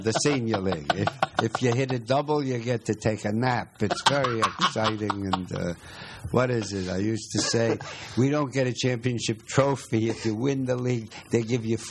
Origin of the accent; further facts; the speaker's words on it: New York City, New York, United States; I'm from the Bronx, New York